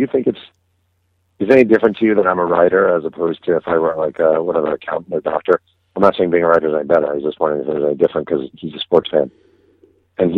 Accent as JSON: {"language": "English", "town": "Mahopac", "region": "New York", "country": "United States"}